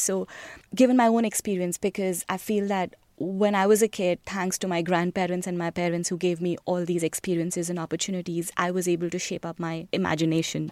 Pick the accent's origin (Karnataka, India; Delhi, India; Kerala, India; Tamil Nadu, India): Delhi, India; New Delhi; moved away; I was born in India, in the capital, New Delhi